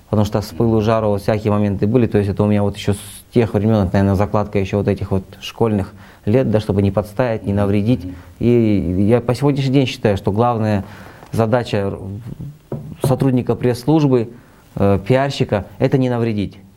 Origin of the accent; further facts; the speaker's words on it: Almaty, Kazakhstan; я в Алматы вырос, родился на Альфараби мира. Я с детства прикалывался, что мы живем на главном перекрестке Республики Казахстан Альфараби Фурманова.